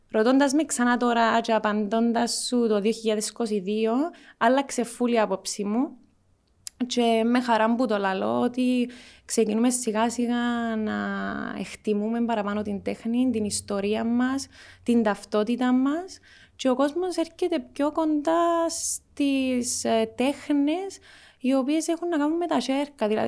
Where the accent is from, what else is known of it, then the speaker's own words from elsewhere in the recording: Cyprus; έφυγες που την Κύπρο και ακόμα ασχολείσαι με την Κύπρο. Και η απάντηση μου εμένα ήταν ότι αγαπώ τον τόπο μου